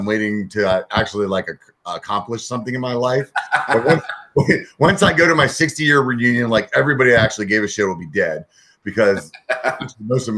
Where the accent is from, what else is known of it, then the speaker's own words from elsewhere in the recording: York, Pennsylvania, United States; moved away as an adult; also born or lived in Europe; now in Northern California, United States; I'm actually from Pennsylvania. I grew up in Pennsylvania, little town called York